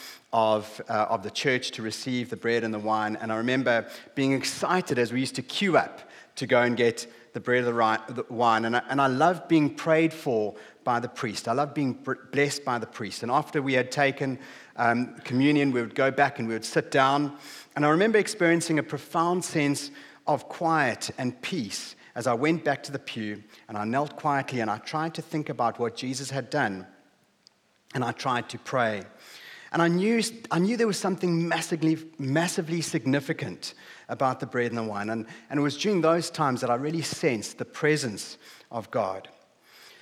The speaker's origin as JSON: {"language": "English", "country": "South Africa", "tie": "born or raised there", "moved": "as an adult", "lives_now": "Hull, United Kingdom", "said": "We grew up in a small town on the southeast coast of South Africa. You might have noticed from my accent."}